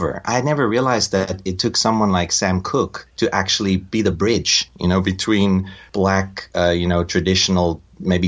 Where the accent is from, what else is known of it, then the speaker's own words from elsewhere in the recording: South Africa; moved away; I'm from South Africa and I grew up in the apartheid era.